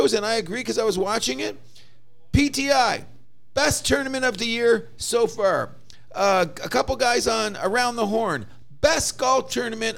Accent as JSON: {"language": "English", "country": "Canada", "said": "as a Canadian"}